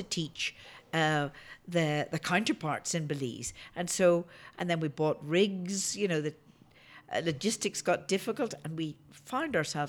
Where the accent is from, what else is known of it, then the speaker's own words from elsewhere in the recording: Belfast, Northern Ireland, United Kingdom; now in Denver, United States; I'm from Belfast, and we had a war about that.